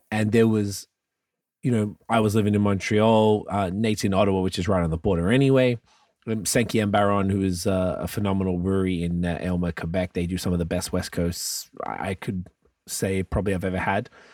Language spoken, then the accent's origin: English; Australia; moved away; I'm from Australia